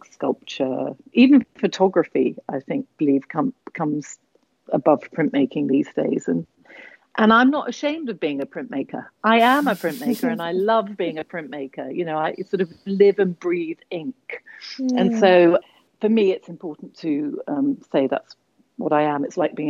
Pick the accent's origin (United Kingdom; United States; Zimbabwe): United Kingdom; England; also born or lived in Borneo; obviously. I'm originally from England, but I grew up in the Far East in Borneo.